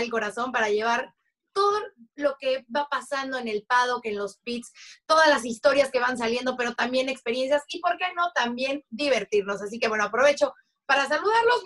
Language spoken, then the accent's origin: Spanish; Mexico; como mexicanos, como latinos